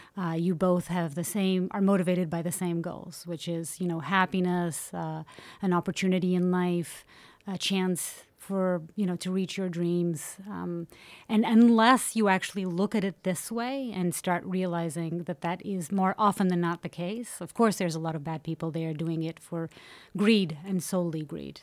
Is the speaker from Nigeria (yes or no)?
no; Portugal; growing up in Portugal.